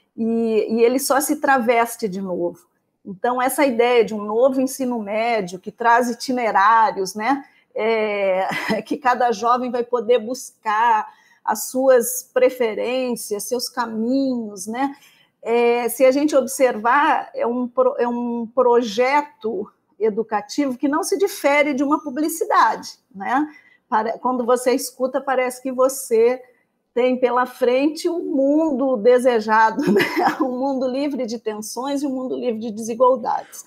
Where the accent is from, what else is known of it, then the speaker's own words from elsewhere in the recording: Pelotas, Rio Grande do Sul, Brazil; moved away as an adult; now in Rio de Janeiro, Brazil; eu sou de Pelotas, né, moro agora no Rio de Janeiro